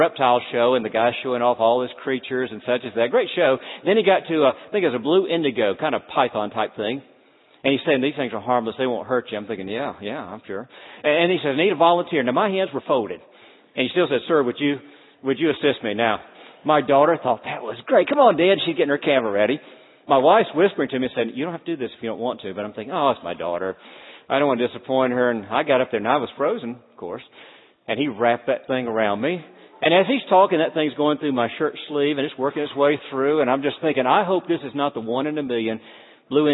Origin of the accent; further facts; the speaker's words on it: North Florida, United States; also born or lived in Deep South; now in Cincinnati, United States; as a small boy growing up in North Florida